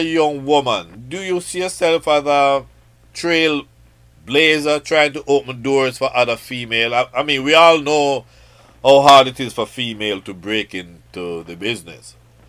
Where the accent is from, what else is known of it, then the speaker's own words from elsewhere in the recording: Spanish Town, Saint Catherine, Jamaica; Your mom, we are from the same town. I've met her personally, but, you know, once a Spanish-tonian, always a Spanish-tonian.